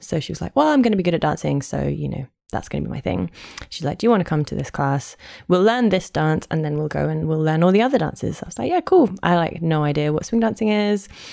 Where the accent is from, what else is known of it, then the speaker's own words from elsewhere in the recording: London, United Kingdom; accent: posh; I am hundred percent Londoner. I'm from North London, um, but I've lived in South London for more or less ten years